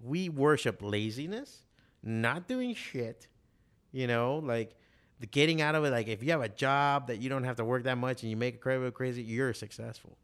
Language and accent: English; Miami, Florida, United States; also born or lived in Chicago; growing up in Miami